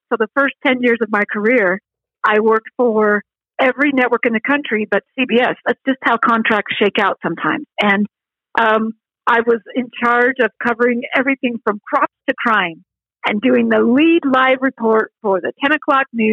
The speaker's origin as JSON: {"language": "English", "town": "Salt Lake City", "region": "Utah", "country": "United States", "tie": "born or raised there", "moved": "as an adult", "lives_now": "Idaho, United States", "said": "Growing up in Salt Lake City, that was the Wasatch Mountains"}